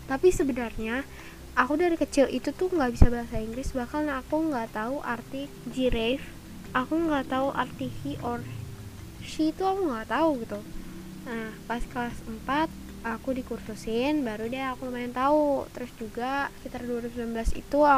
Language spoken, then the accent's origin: Indonesian; Jakarta, Indonesia; Aku lahir di Jakarta 24 Maret 2008 dan ya, aku 13 tahun. Hmm, aku merupakan pelajar SMP di SMPM 77 Jakarta kelas 7.